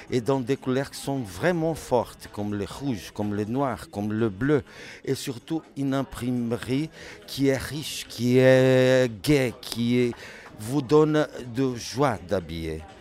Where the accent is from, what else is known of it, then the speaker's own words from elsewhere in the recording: Brazil; French is a second language; nous sommes euh, du Brésil. Le Brésil, c'est un pot de plusieurs races, de plusieurs manières d'être, de vivre et tout ça.